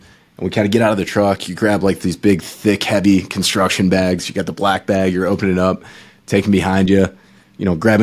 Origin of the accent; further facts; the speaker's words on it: Michigan, United States; I grew up in Michigan